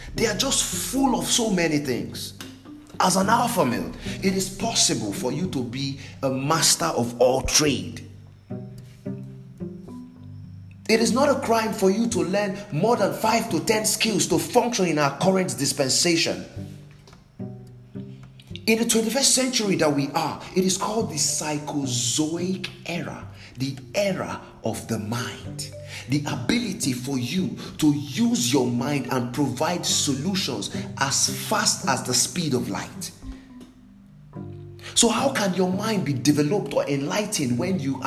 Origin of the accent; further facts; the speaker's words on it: Nigeria; I'm from Nigeria